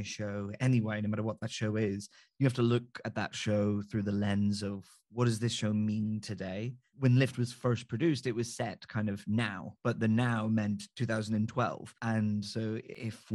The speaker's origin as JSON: {"language": "English", "area": "just outside Belfast", "region": "Northern Ireland", "country": "United Kingdom", "said": "I'm from Northern Ireland, just outside Belfast"}